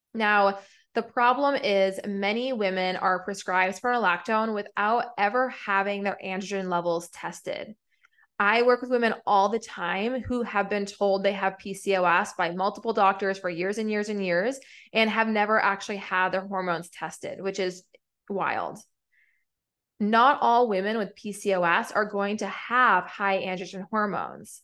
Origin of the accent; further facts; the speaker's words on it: New England, United States; now in Atlanta, United States; I'm from New England